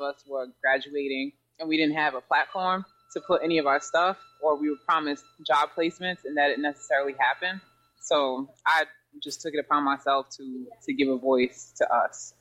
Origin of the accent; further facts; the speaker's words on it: New York City, New York, United States; I'm from Jamaica, Queens, um, in New York City, near the JFK Airport